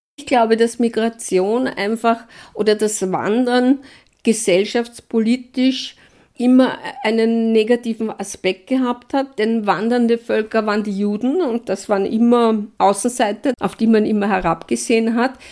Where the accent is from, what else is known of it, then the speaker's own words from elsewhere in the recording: Wiener Neustadt, Lower Austria, Austria; meine Heimatstadt in Wiener Neustadt